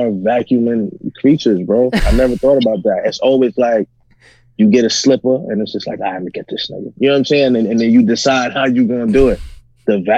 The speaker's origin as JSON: {"language": "English", "region": "New York", "country": "United States", "moved": "as an adult", "lives_now": "Arizona, United States", "said": "I'm from New York"}